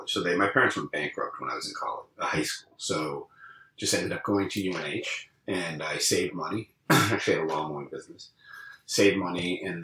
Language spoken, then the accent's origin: English; Londonderry, New Hampshire, United States; also born or lived in Long Island, New York / Ohio / New York City; in my formative years, I was raised in New Hampshire. So that's always what I consider where I grew up